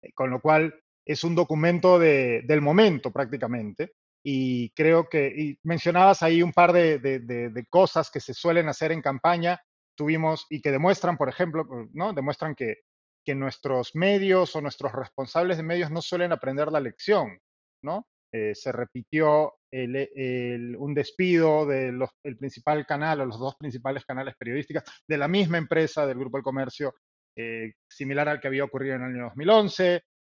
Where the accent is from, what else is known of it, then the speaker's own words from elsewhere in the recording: Peru; somos los periodistas peruanos